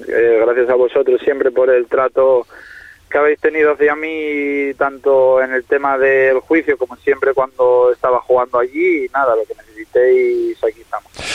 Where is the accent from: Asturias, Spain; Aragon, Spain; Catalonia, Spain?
Asturias, Spain; also born or lived in Fuerteventura, Canary Islands; estoy aquí en Asturias, o sea, en mi tierra